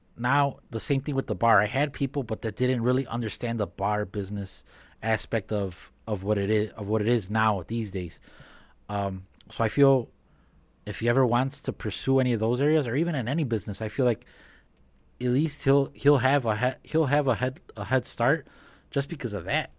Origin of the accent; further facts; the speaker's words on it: Chicago, Illinois, United States; growing up in Chicago, living in Chicago